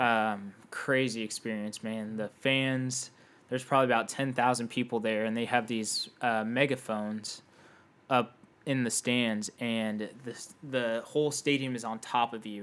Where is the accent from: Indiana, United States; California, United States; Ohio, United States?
Indiana, United States; Indianapolis; I grew up in Indianapolis